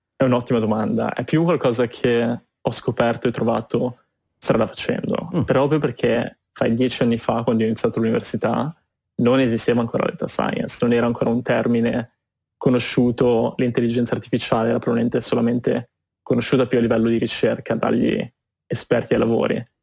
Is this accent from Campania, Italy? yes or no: no; Genoa, Liguria, Italy; moved away as an adult; also born or lived in London / Boston; now in New York, United States; sono partito dal Liguria, da Genova, mi sono spostato prima a Londra per studi e poi per lavoro e poi mi sono spostato in America